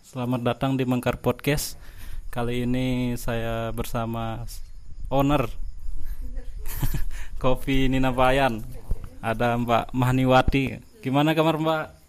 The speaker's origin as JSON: {"language": "Indonesian", "town": "Bayan", "region": "West Nusa Tenggara", "country": "Indonesia", "said": "Saya sendiri orang Bayan juga"}